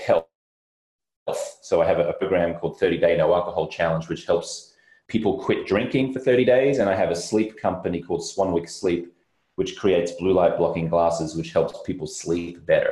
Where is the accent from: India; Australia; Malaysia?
Australia; moved away as an adult; also born or lived in London, United Kingdom; now in Los Angeles, United States; I'm Australian-American. I live in Los Angeles.